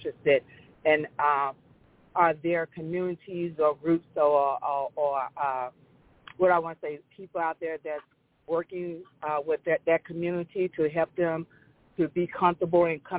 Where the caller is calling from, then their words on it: Indian Head, Maryland, United States; I'm calling from Indian Head, Maryland